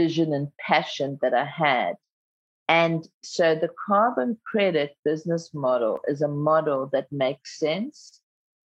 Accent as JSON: {"language": "English", "country": "South Africa", "tie": "born or raised there", "first_language": "Zulu", "second_language": "English", "said": "growing up in apartheid South Africa"}